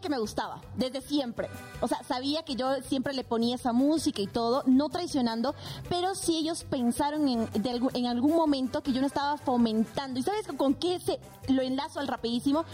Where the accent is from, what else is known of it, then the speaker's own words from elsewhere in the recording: Bolivia; moved away as an adult; now in Mexico; soy netamente boliviana.